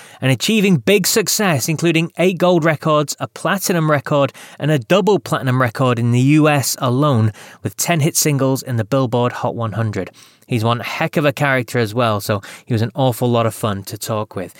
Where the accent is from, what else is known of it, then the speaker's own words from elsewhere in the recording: United Kingdom; We are two British English-speaking men